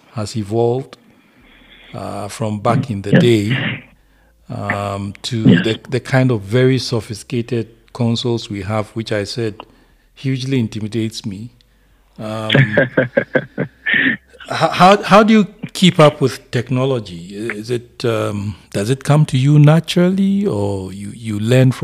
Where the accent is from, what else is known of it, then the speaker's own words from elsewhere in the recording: Apam, Central Region, Ghana; That's my hometown.